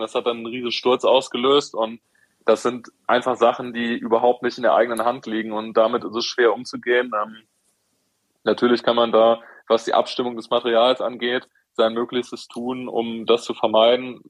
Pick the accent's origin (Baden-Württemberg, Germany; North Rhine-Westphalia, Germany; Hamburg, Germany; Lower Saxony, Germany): Baden-Württemberg, Germany; Heidelberg; als Heidelberger